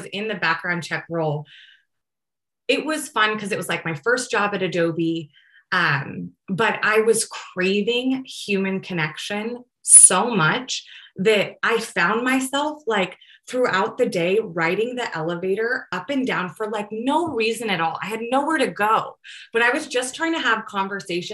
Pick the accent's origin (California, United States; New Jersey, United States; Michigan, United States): California, United States; San Jose; also born or lived in Chico; I am from Almaden. It's like a town in San Jose